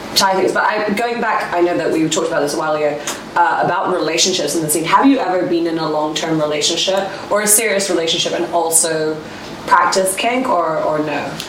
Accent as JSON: {"language": "English", "country": "Hong Kong", "tie": "born or raised there", "said": "I'm not an expat. I'm from here. I'm born in Hong Kong"}